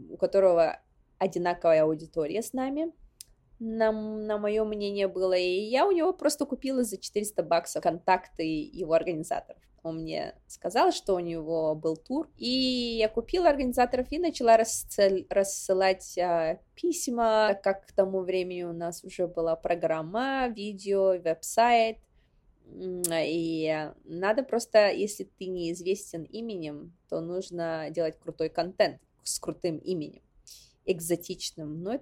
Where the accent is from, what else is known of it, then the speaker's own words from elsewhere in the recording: Sakha Republic, Russia; потому что я из Якутии, потому что я из а, села Ускюля, это вот заслуга моих предков.